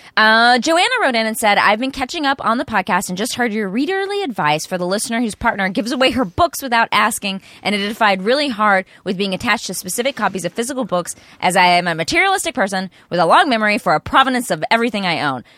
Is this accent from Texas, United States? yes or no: yes; East Texas, United States; I grew up in East Texas